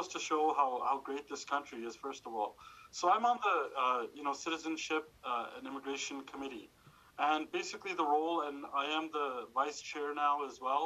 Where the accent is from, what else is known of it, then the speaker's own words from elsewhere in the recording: Calgary, Alberta, Canada; also born or lived in Dubai; I was born in Dubai, moved here to Calgary, the greatest city in the world, and to the greatest riding in the world, when I was just 5 years old